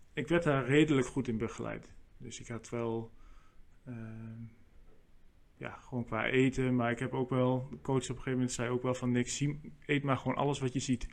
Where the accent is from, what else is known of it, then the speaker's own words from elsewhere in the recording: Meppel, Drenthe, Netherlands; bij ons in Meppel, waar ik vandaan kom